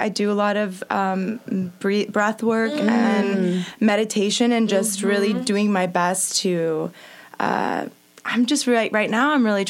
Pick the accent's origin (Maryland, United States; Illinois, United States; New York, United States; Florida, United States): Florida, United States; Tampa; Tampa, Florida.